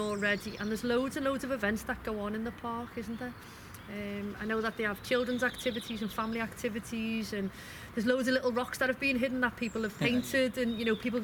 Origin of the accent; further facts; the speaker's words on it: Liverpool, North West England, United Kingdom; I'm from West Derby